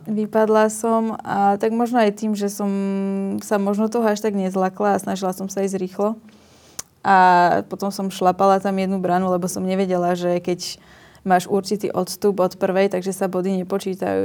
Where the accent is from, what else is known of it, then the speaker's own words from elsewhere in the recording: Slovakia; som prišla vlastne zo Slovenska